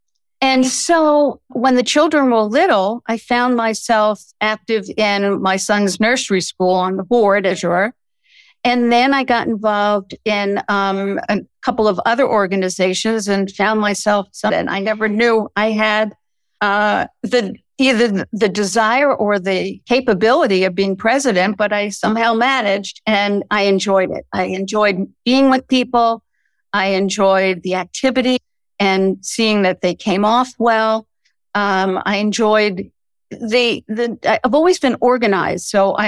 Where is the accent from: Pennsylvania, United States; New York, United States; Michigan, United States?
New York, United States; Brooklyn; also born or lived in Connecticut; now in Washington, D.C. area, United States; My husband and I grew up in Brooklyn, New York, got married, moved to Connecticut